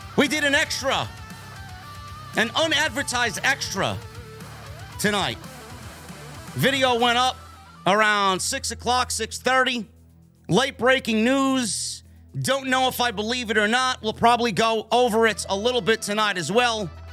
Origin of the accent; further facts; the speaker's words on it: New York, United States; my hometown of New York